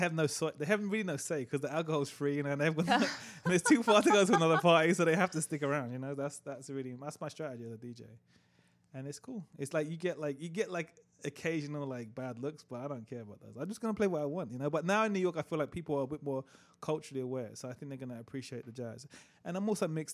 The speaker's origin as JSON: {"language": "English", "region": "England", "country": "United Kingdom", "said": "I'm from England, you know? we speak the Queen's English."}